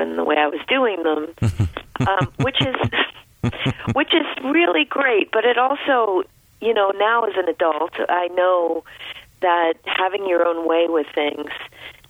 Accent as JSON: {"language": "English", "town": "Rumford", "region": "Maine", "country": "United States", "tie": "born or raised there", "said": "I grew up in rural Rumford Point, so it was very close to the Bethel area"}